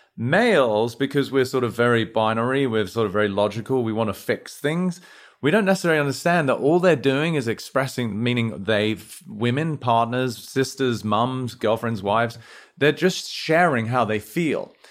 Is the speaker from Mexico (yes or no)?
no; United Kingdom; moved away as an adult; now in United States; as domicile Brit, you know, we were brought up in a sort of relatively reserved way